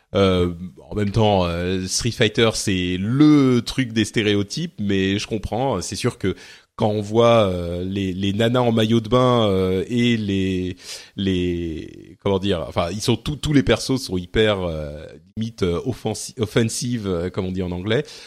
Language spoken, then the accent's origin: French; Lebanon; moved away; je viens du Liban